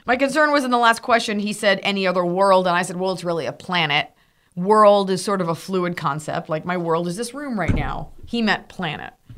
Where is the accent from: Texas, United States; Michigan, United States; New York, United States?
Texas, United States; from Texas